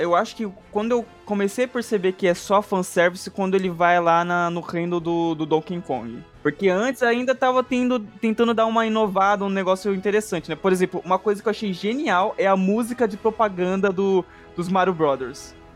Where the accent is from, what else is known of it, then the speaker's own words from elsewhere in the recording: Brazil; eu, como um, um brasileiro